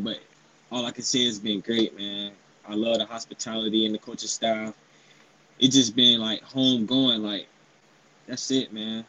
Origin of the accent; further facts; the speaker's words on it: Jacksonville, Florida, United States; He's from my hometown, Jacksonville, Florida.